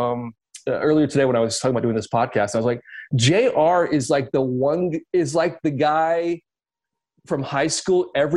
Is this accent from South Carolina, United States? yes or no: yes; Columbia, South Carolina, United States; I grew up in South Carolina